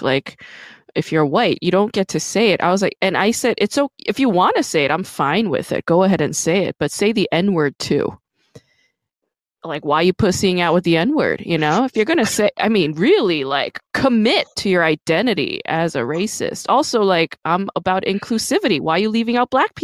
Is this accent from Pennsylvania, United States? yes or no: no; New York City, New York, United States; I'm fucking from Brooklyn